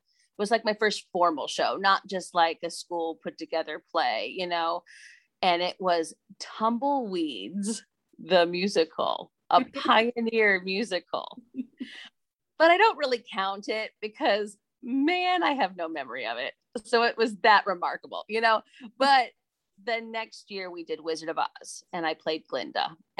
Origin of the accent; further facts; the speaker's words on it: Clinton, Iowa, United States; My hometown of Clinton, Iowa